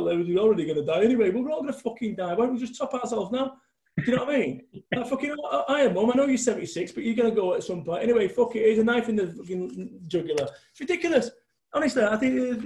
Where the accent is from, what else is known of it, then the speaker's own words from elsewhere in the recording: Manchester, North West England, United Kingdom; moved away as an adult; I had to move away from Manchester